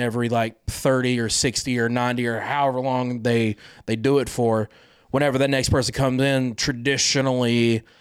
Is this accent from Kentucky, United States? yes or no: yes; Sayersville, Eastern Kentucky, United States; I'm originally from Eastern Kentucky, very small town, Sayersville, the 606